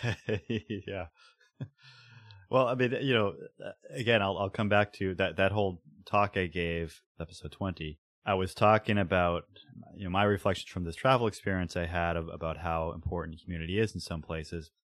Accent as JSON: {"language": "English", "region": "New Hampshire", "country": "United States", "tie": "born or raised there", "said": "you and I were born and raised in New Hampshire"}